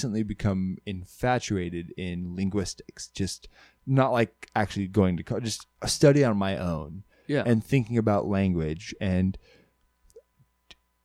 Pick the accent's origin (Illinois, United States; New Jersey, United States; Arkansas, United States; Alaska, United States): Alaska, United States; Kasilof; growing up in Alaska, everybody talks the same.